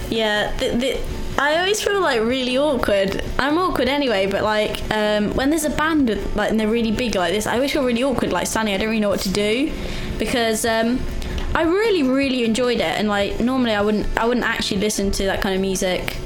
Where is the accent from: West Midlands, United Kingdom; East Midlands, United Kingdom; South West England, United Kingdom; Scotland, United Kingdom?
East Midlands, United Kingdom; Leicester; moved away as an adult; now in Sheffield, United Kingdom; my hometown